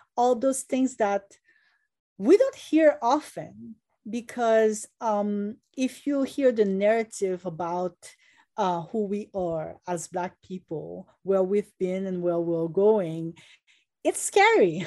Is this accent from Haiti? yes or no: yes; Haiti; now in United States; When I was growing up in Haiti